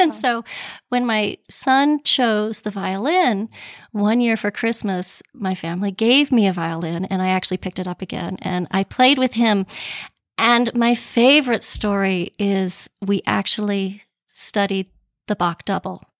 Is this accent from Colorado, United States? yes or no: yes; Pueblo, Colorado, United States; also born or lived in New York City; now in Boston, United States; Well, I am a native of Colorado. I grew up in Pueblo